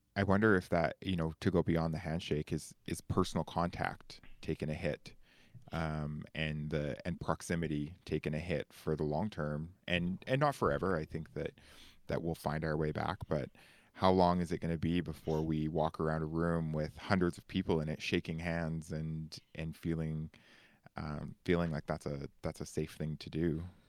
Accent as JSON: {"language": "English", "country": "Canada", "said": "token Canadian"}